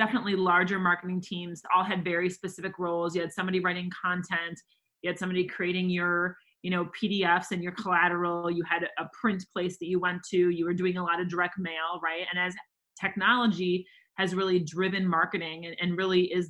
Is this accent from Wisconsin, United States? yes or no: yes; Wisconsin, United States; now in Minnesota, United States; I'm from Wisconsin